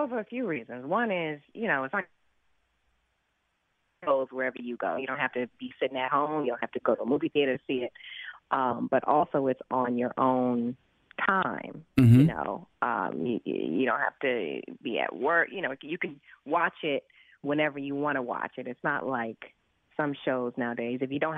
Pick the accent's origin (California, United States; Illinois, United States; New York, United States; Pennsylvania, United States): California, United States; Los Angeles; I grew up in South L.A., so that was one of my safe places, man